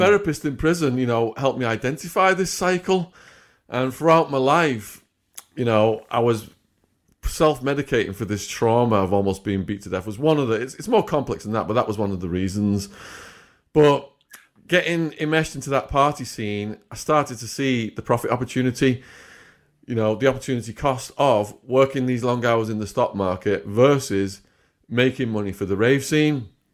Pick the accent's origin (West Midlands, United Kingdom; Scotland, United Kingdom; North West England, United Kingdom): North West England, United Kingdom; Widnes; moved away as an adult; also born or lived in Arizona; my hometown, Widnes